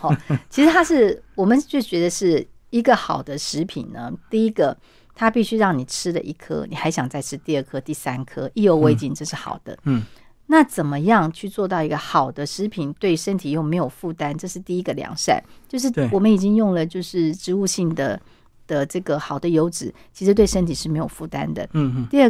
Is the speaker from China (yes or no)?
yes; China; 那我们中国人会把它拿来变成水饺，可是老外他手不巧啊，他没有办法像我们东方人一样去包饺子